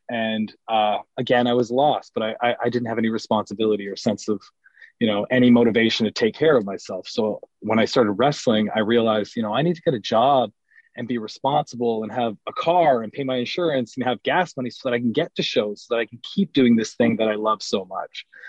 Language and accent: English; Ontario, Canada; growing up as a Canadian fan